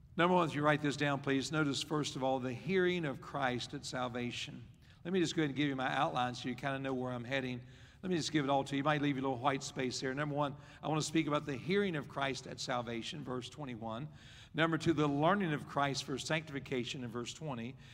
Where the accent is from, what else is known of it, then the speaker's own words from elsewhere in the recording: West Virginia, United States; I was raised in West Virginia